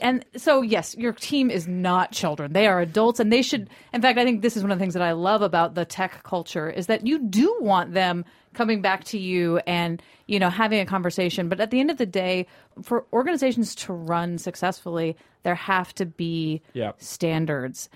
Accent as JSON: {"language": "English", "town": "Tallahassee", "region": "Florida", "country": "United States", "tie": "born or raised there", "also_born_or_lived": "Washington, D.C.", "said": "I was born in D.C. but raised in Tallahassee, Florida"}